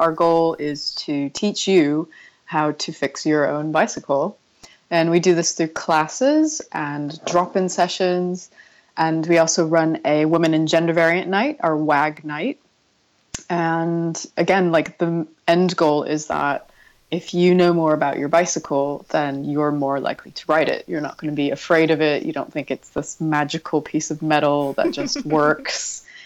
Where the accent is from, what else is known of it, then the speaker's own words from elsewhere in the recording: San Diego, California, United States; moved away as an adult; also born or lived in Berkeley, California; now in London, United Kingdom; I grew up in San Diego, in California